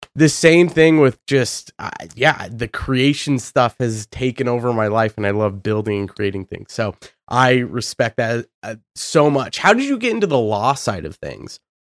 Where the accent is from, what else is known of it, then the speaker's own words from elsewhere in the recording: Boise, Idaho, United States; I'm from Boise, Idaho